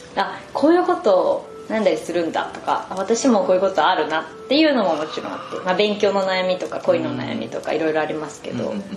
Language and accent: Japanese; Ehime, Japan; moved away; 地元に帰ってる間は、はい、5時6時ぐらいで退勤して、はい、そこからお父さんが車で松山まで送ってくれて